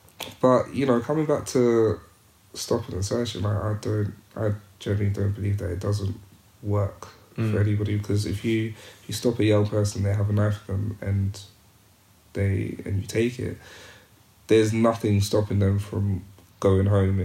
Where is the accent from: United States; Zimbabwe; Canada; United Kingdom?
Zimbabwe; My growing up in Zimbabwe, my grandfather was a head teacher.